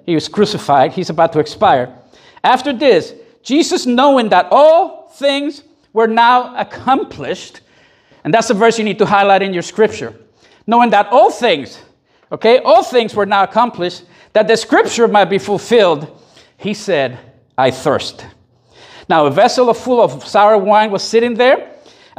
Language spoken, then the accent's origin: English; Puerto Rico; I grew up in Puerto Rico in a very Catholic Latin environment